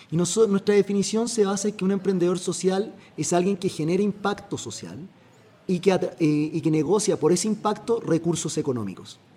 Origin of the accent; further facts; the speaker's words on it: Chile; now in Costa Rica; soy chileno, como comprenderás por el acento